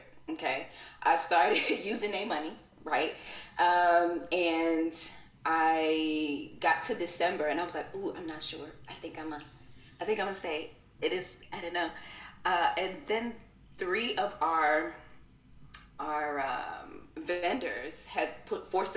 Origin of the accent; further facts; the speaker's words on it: New York City, New York, United States; also born or lived in Brooklyn / Albany, New York; I'm from Queens and I was living in Brooklyn